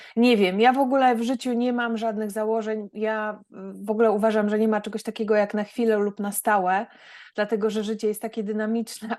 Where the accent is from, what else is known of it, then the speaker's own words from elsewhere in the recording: Gdańsk, Pomeranian Voivodeship, Poland; moved away as an adult; now in Germany; pochodzę z Gdańska. Wyemigrowałam do Niemiec 18 lat temu